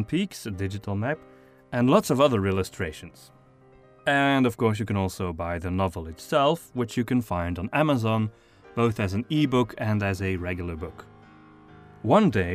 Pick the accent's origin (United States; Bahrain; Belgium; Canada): Belgium; Flanders; first language Flemish; English is a second language; My wife and I are from the northern part of Belgium